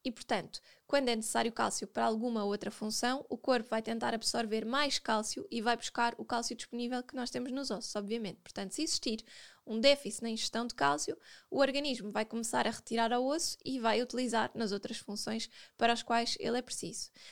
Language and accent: Portuguese; Portugal; Nós, como bons portugueses